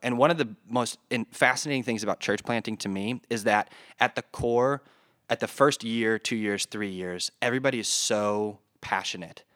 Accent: north of Detroit, Michigan, United States; moved away as an adult; also born or lived in North Carolina; now in Des Moines, United States; So I was originally from Michigan, a little bit north of Detroit.

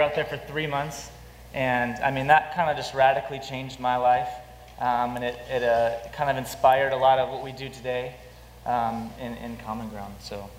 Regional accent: Wisconsin, United States; moved away as an adult; now in California, United States; So, I am from the Midwest. I'm from Wisconsin. I moved out here about 7 years ago.

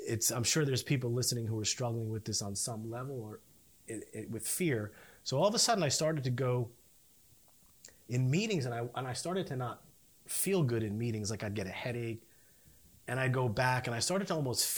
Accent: Edison, New Jersey, United States; I grew up north in Edison

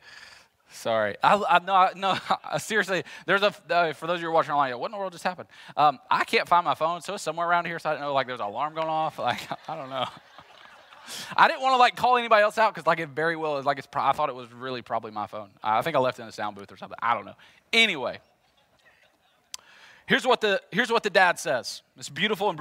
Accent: Jackson, United States; I'm from Jackson

